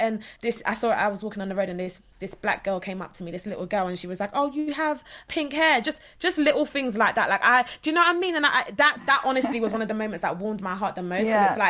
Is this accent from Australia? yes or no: no; London, United Kingdom; I'm from Southeast London